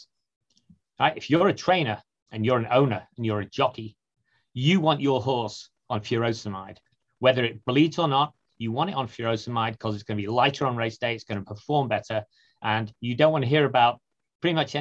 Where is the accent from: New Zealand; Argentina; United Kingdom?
United Kingdom; moved away; I'm from the UK originally